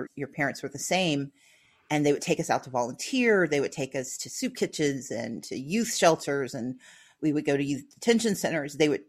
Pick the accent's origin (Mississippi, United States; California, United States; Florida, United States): Mississippi, United States; moved away; also born or lived in Georgia; As I grew up in Mississippi